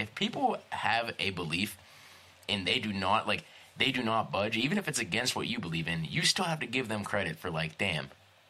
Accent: North Braddock, Pennsylvania, United States; I grew up in North Brattle, which is, like, you know, attached to it.

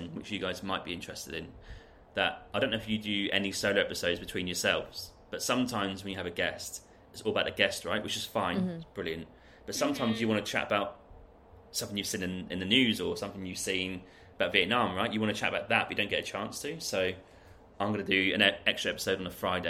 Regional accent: United Kingdom; moved away as an adult; now in Canada; I went back home, was it about a month ago now, in June? Yes. To UK home

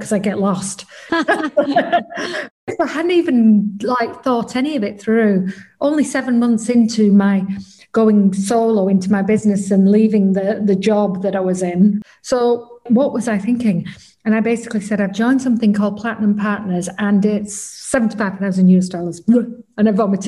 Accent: England, United Kingdom; I'm from England

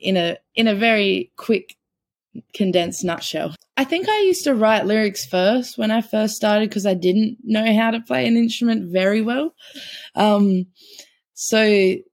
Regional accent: Port Pirie, South Australia, Australia; So I grew up in Port Pirie, which is about 2.5 hours north of South Australia

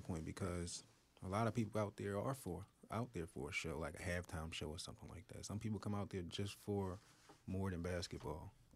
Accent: Philadelphia, Pennsylvania, United States; I grew up in North Philly, uh, twenty-fifth and Allegheny.

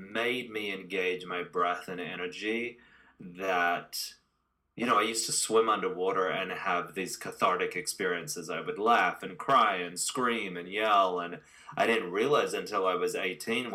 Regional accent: Sydney, New South Wales, Australia; moved away as an adult; now in Los Angeles, United States; I've been living in Los Angeles for nearly 23 years now. I'm 43, and I was born in Australia, Sydney, Australia

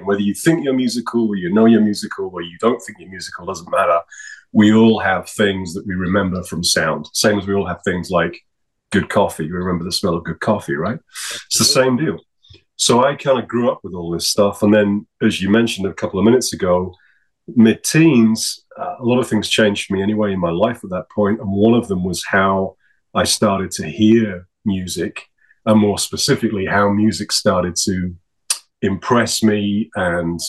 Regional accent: York, Yorkshire and the Humber, United Kingdom; now in Calgary, Canada; I was born in York, UK, North Yorkshire, sort of northeast of the island.

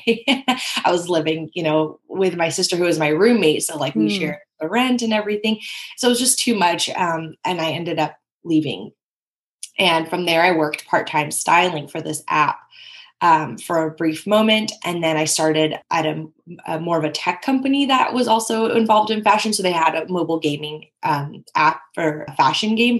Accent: Bay Area, California, United States; I grew up in the Bay Area in California

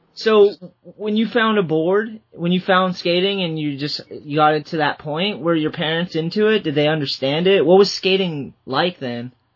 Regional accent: Boston, Massachusetts, United States; I'm from the Boston area, so I always knew Jerry Fowler

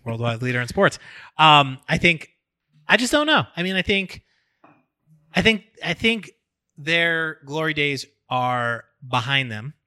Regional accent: New York, United States; As a New Yorker

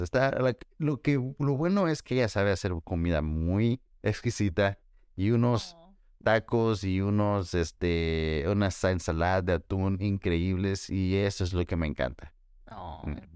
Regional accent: El Salvador; yo soy salvadoreño

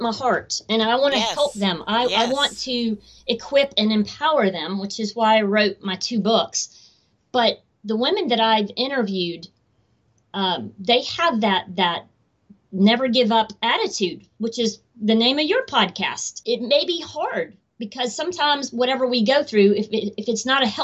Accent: Atlanta, Georgia, United States; Atlanta, which is my hometown

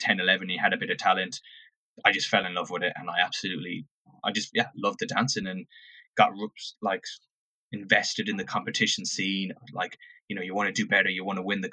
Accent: Oranmore, Connacht, Ireland; moved away as an adult; So I grew up in Oranmore, Mary Oranmore. So about half hour from Galway City. That's where I grew up and went to school in Oranmore.

